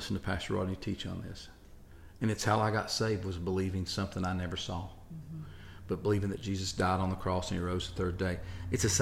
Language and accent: English; Kentucky, United States; I'm from Kentucky